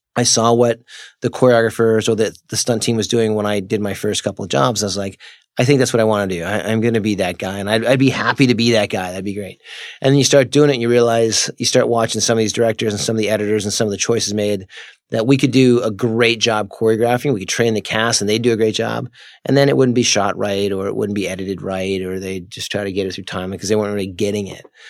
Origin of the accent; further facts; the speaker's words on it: Palmer, Massachusetts, United States; moved away; I'm from Palmer, Massachusetts